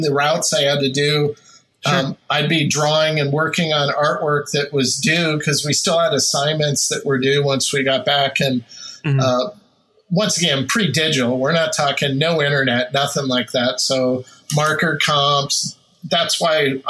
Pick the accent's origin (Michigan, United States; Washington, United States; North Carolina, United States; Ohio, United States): Washington, United States; Olympia; grew up down in the capital, Olympia, so around the Puget Sound